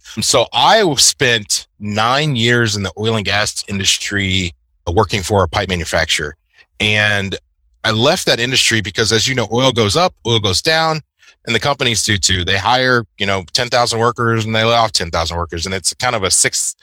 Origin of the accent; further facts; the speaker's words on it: Houston, Texas, United States; I am a native Houstonian here in Texas